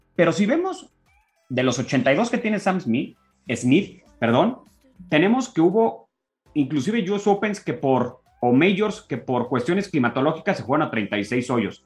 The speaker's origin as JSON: {"language": "Spanish", "country": "Mexico", "said": "A mí como mexicano, si soy profesional"}